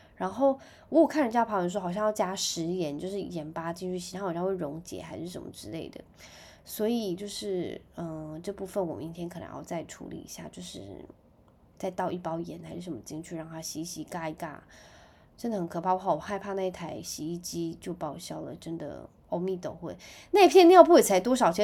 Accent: Penghu County, Taiwan; moved away; 因为我是在澎湖长大

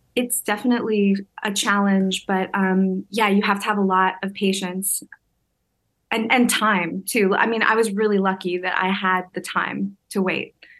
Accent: Hamilton, Ontario, Canada; moved away; I grew up in Hamilton

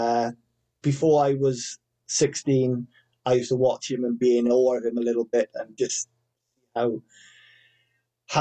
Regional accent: Wales, United Kingdom; I'm Welsh

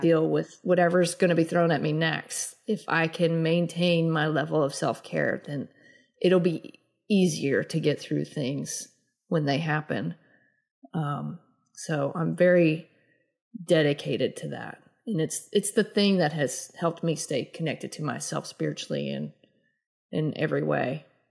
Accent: the South, United States; growing up in the South

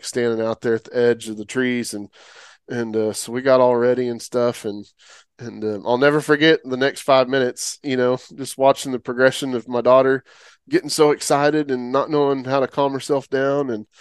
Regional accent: Oklahoma, United States; now in Texas, United States; I grew up in Oklahoma originally

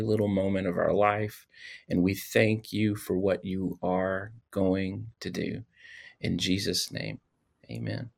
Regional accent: Louisiana, United States; I am from Louisiana.

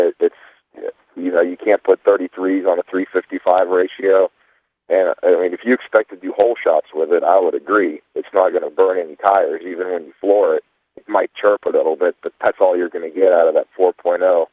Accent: Virginia, United States; I'm from Virginia

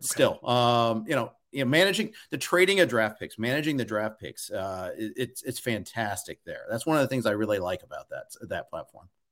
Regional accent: Big Ten country, Midwest, United States; I grew up in Big Ten country, I'm a Big Ten guy myself

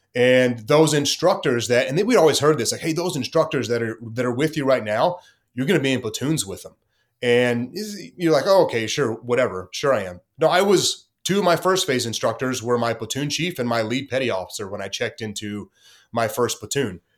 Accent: Corsicana, Texas, United States; born or raised there; moved away

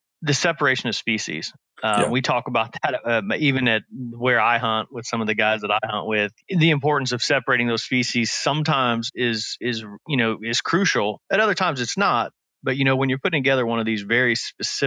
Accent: Midwest, United States; now in the South, United States; growing up in the Midwest and then moving down here in the South

